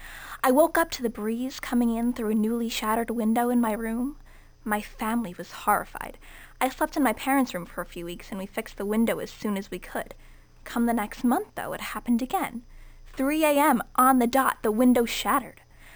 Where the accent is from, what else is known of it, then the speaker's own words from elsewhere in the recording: New York, United States; Yeah, so I grew up in a very big, very mysterious house in upstate New York.